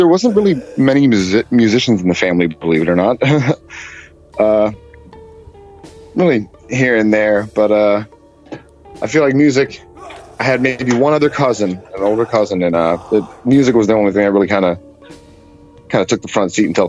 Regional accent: Annapolis, Maryland, United States; moved away; also born or lived in Philadelphia; I'm actually originally born and raised in Annapolis, Maryland, actually.

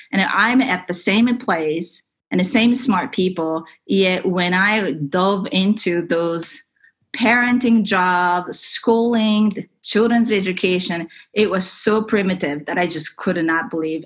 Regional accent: Japan; moved away as an adult; also born or lived in California; I grew up in Japan

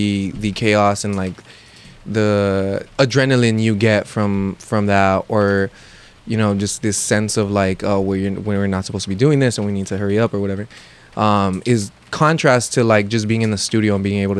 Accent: Los Angeles, California, United States; where I grew up in Lincoln Heights

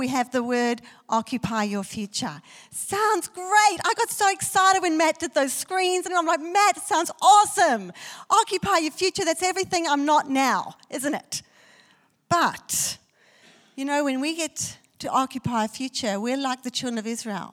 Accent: South Africa; I was born in South Africa, and South Africa is a country of fear

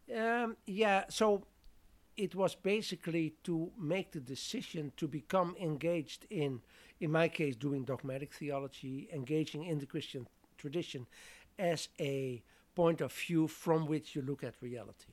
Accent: southern Netherlands, Netherlands; moved away as an adult; I'm from the Netherlands originally, so that meant I studied theology there

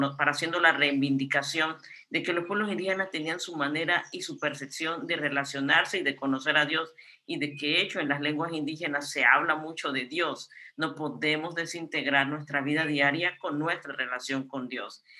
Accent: Guna Yala, Panama; soy de la familia Cunadule, un pueblo indígena en Panamá y Colombia, quienes vivimos ancestralmente en estos territorios. Y actualmente soy de la comarca de Cunayala, es una de las islas del Caribe panameño

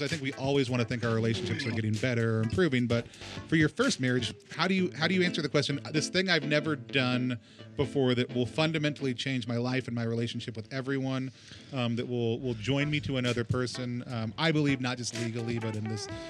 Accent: Allen, Texas, United States; moved away as an adult; also born or lived in Dallas, Texas; now in Seattle, United States; I grew up in Allen, Texas, moved to Seattle.

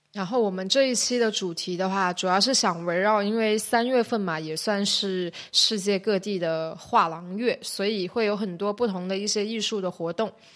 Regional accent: Shenzhen, Guangdong, China; 我是深圳人，然后我现在正，呃，在香港中文大学读，呃，艺术史的博士学位

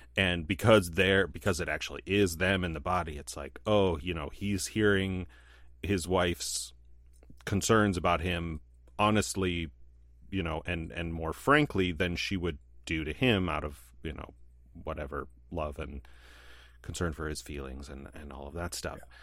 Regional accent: United States; as a American white man

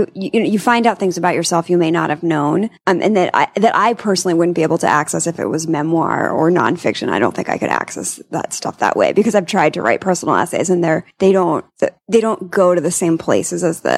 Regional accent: Long Island, New York, United States; Long Island.

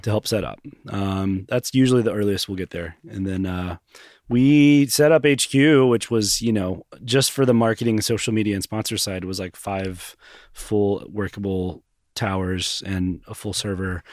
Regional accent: Knoxville, Tennessee, United States; I grew up here in Knoxville, went to South Lowell High School

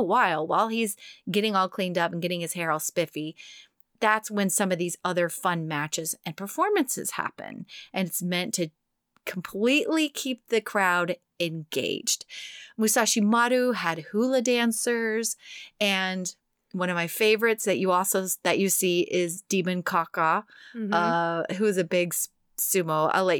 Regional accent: Texas, United States; moved away; my home state.

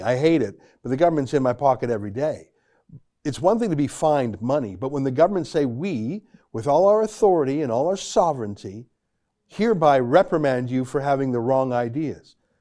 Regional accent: Canada; I'm a Canadian citizen

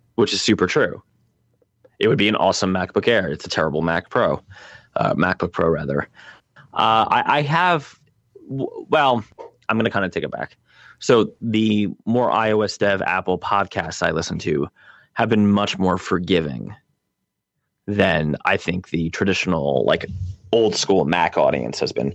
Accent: Nigeria; I'm actually from Nigeria, not Kenya.

